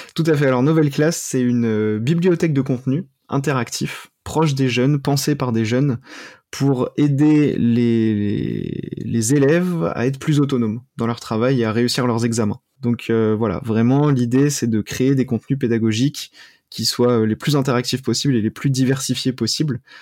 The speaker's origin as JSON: {"language": "French", "town": "Cergy-Pontoise", "region": "Île-de-France", "country": "France", "tie": "born or raised there", "also_born_or_lived": "Paris", "said": "j'ai grandi euh, dans le Val d'Oise, à Cergy-Pontoise"}